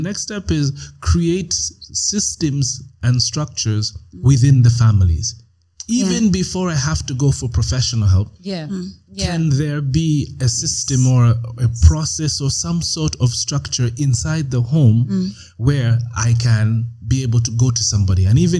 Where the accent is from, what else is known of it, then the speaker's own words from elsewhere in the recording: Canada; but I grew up in Canada, and in my class there were only two. Africans or dark skinned guys.